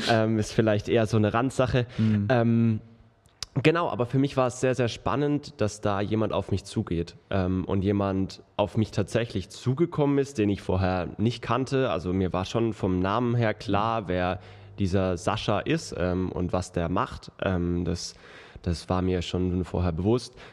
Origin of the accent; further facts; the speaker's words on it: Baden-Württemberg, Germany; ich bin tatsächlich in dem Ort, wo ich herkomme, ähm, genauso Großraum Karlsruhe, ähm, sehr gut vernetzt